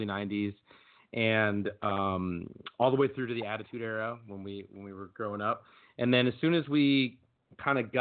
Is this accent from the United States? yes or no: yes; Minneapolis, Minnesota, United States; now in New York, United States; I live in New York, but I'm from Minneapolis